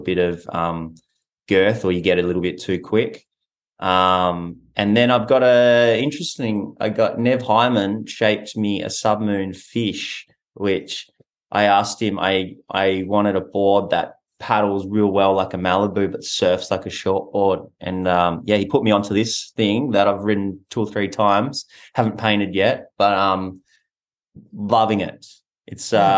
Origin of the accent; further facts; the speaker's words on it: Western Australia, Australia; moved away as an adult; now in Sydney, Australia; I'm from Western Australia